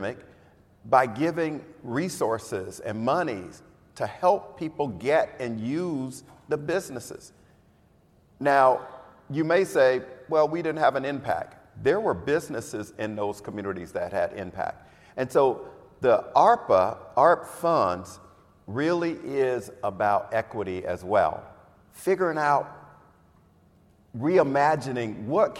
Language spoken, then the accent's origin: English; Florida, United States; I'm from Florida. Oh God, I'm from Florida.